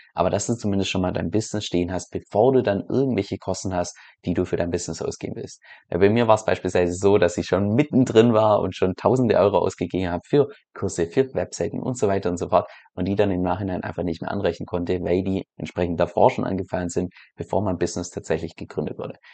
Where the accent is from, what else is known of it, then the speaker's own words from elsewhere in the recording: Germany; als Deutscher innerhalb von Europa